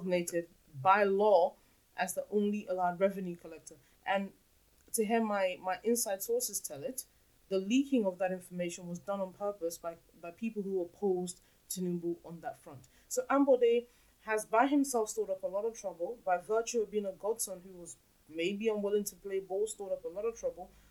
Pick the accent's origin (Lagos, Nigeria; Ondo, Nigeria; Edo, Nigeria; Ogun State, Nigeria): Lagos, Nigeria; I am from Lagos. Lagos Island, to be specific.